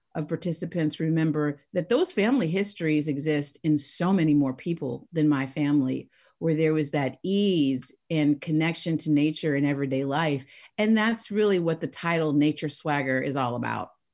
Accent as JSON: {"language": "English", "town": "Oakland", "region": "California", "country": "United States", "tie": "born or raised there", "said": "I was raised in the Oakland Hills"}